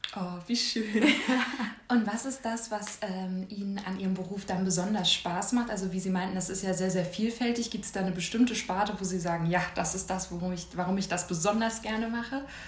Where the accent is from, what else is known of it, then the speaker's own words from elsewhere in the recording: Schwerin, Mecklenburg-Vorpommern, Germany; ich komme komm aus Schwerin, also das ist jetzt ja auch nicht so riesig.